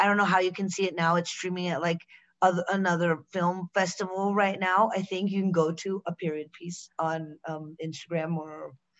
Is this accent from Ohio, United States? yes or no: no; Pittsburgh, Pennsylvania, United States; born there; I was born in Pittsburgh.